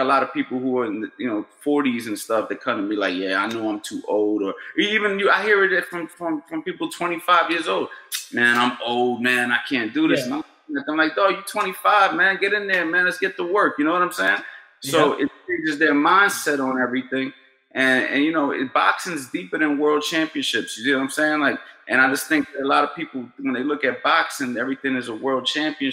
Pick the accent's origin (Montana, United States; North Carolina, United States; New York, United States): New York, United States; New York City; also born or lived in Florida; now in New Jersey, United States; I'm from New York City, grew up in Queens.